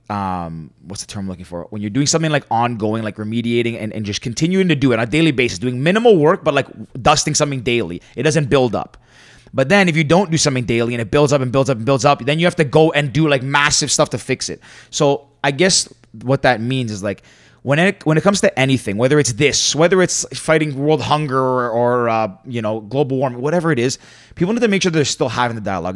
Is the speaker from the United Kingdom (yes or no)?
no; Canada; I'm Greek Canadian.